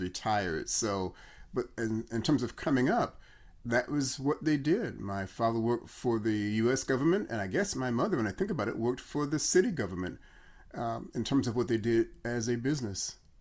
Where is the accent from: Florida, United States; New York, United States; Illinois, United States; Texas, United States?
Illinois, United States; Chicago; I'm from Chicago